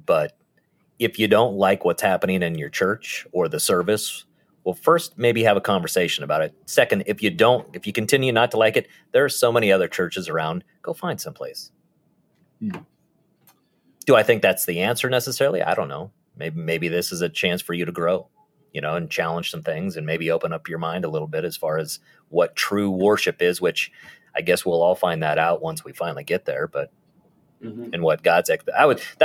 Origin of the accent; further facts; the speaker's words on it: Nebraska, United States; we're from Nebraska